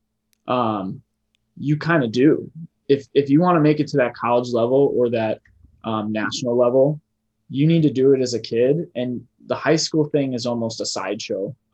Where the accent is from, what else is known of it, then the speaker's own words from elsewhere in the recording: Illinois, United States; I'm from Illinois